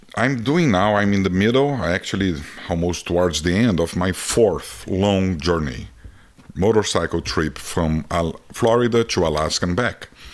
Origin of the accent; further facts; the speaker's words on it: Brazil; accent: Brazilian; English is a second language; moved away as an adult; now in United States; being a Brazilian in America